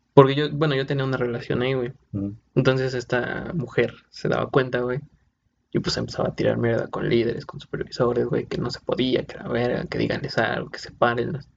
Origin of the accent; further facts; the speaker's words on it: Puebla, Mexico; Nosotros somos de Puebla